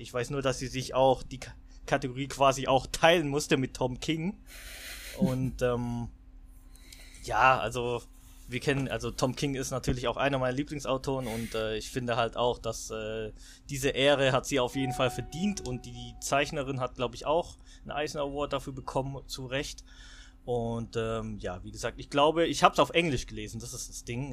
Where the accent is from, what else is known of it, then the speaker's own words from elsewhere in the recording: Swabia, Baden-Württemberg, Germany; ich bin Schwabe